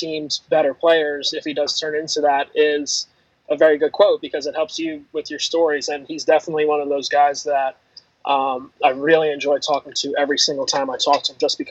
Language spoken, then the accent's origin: English; New York, United States; I'm also from New York.